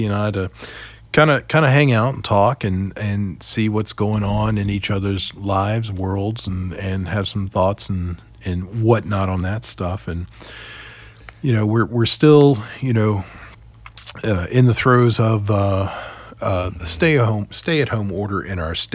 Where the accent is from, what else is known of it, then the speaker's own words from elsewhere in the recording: Roanoke, Virginia, United States; I grew up in Roanoke